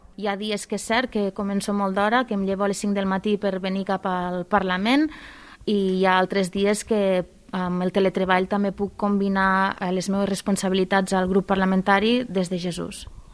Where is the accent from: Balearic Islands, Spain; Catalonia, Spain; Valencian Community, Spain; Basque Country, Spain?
Catalonia, Spain; Terres de l'Ebre; Soc de les Terres de l'Ebre